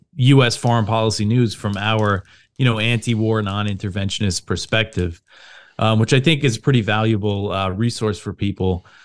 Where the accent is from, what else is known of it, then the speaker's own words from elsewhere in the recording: Long Island, New York, United States; moved away as an adult; also born or lived in Brooklyn, New York; now in Virginia, United States; So I grew up on Long Island. Um, I'm from New York.